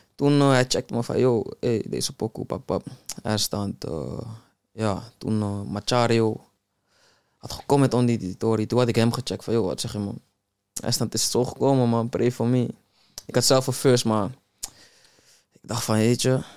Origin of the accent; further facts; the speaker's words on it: Amsterdam, North Holland, Netherlands; ik ben opgegroeid in de Belmer